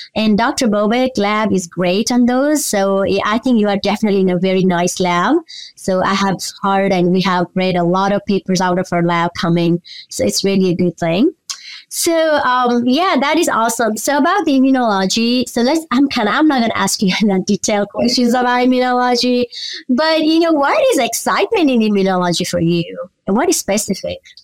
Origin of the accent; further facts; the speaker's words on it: Nepal; moved away; I'm from Nepal as well